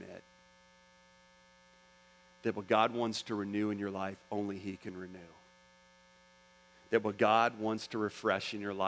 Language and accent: English; Orlando, Florida, United States; I'm from Orlando, Florida